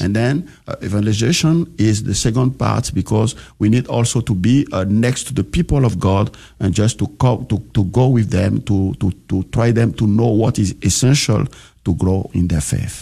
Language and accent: English; Benin; moved away; I grew up in Benin